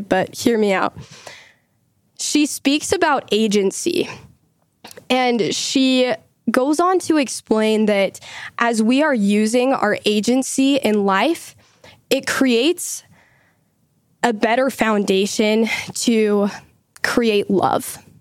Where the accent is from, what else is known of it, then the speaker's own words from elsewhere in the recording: Utah, United States; I also live here in Utah. I, like John, go to the University of Utah. Lived here my whole life